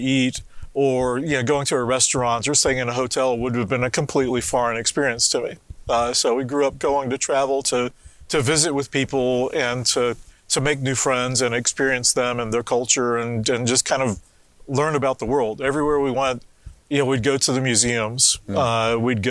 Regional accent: North Carolina, United States; also born or lived in London, United Kingdom; I was born in London, immigrated to the U.S. when I was 6 months old. My parents both had a love for travel, and also growing up in the U.S. in North Carolina

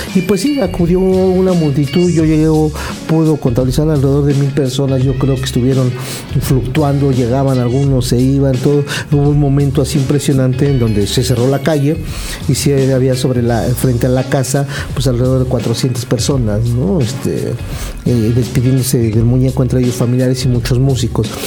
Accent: Mexico; aquí en nuestro país

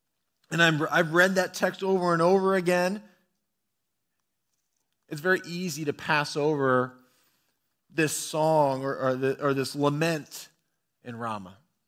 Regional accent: Bellevue, Ohio, United States; also born or lived in Toccoa, United States / Washington, D.C., United States; I was born in Toccoa, Georgia, a small town in northeast corner of Georgia. I grew up for the early part of my life in Bellevue, Ohio, about 20 minutes directly south of Cedar Point.

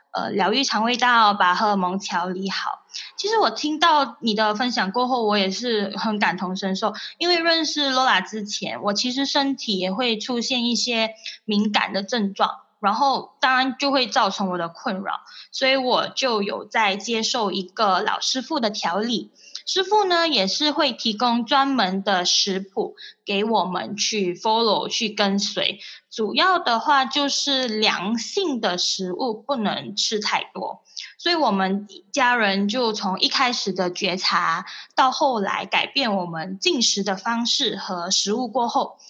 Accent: Malaysia; moved away as an adult; now in Singapore; 因为毕竟我们是从外地过来这里打工的嘛，所以我们。我真的很想要帮助那些大马的朋友，不管他们是来回新马的月低族，还是跟我一样在新加坡生活当中

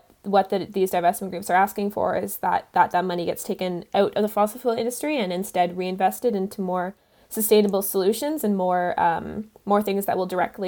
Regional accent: Canada; I use she, her pronouns. And I'm a Canadian climate activist.

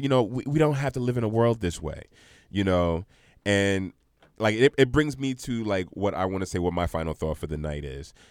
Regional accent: New York City, New York, United States; moved away; also born or lived in Union, New Jersey; we grew up in Brooklyn

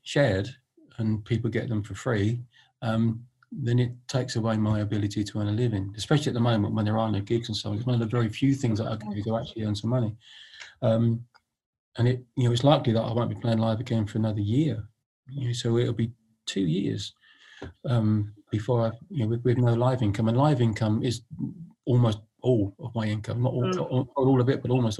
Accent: London, United Kingdom; I was born in Hammersmith

